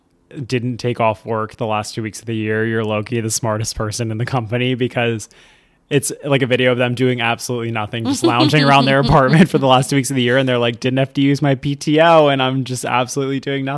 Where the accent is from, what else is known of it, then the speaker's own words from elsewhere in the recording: Maryland, United States; moved away as an adult; now in New York, United States; Once I hit 10 years of living in New York, nobody's going to know that I'm from Maryland.